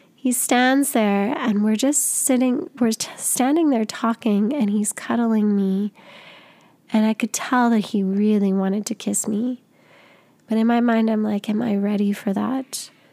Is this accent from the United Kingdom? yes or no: no; Canada; I'm from Canada.